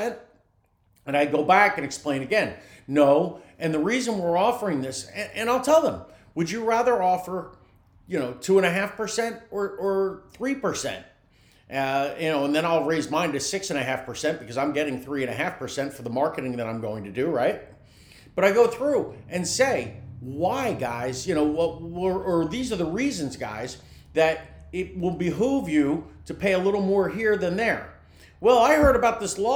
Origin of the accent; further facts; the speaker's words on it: New Jersey, United States; now in Tampa Bay area, United States; I'm from New Jersey